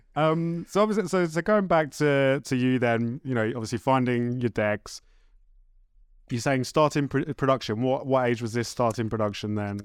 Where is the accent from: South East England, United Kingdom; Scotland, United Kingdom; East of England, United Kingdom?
South East England, United Kingdom; Horsham; I am from Horsham.